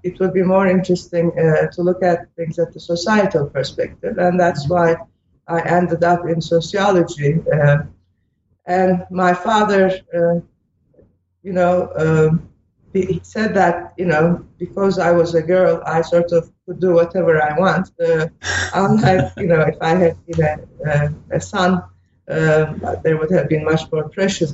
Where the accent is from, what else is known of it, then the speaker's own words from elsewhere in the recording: Istanbul, Turkey; English is a second language; moved away as an adult; also born or lived in Princeton, United States; now in Ann Arbor, United States; I was born and raised in Istanbul, Turkey